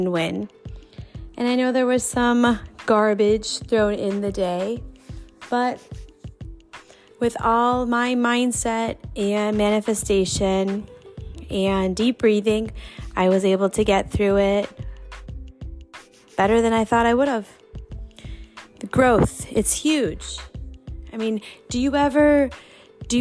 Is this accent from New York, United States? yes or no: yes; New York, United States; now in Indianapolis, United States; I am a New Yorker, born and raised